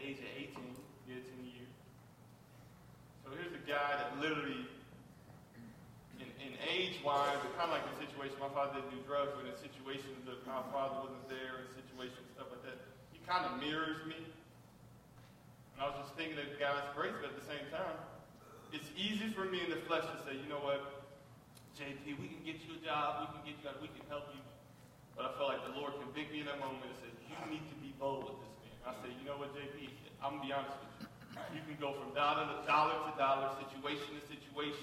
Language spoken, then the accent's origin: English; Detroit, Michigan, United States; I grew up in Detroit, I grew up fighting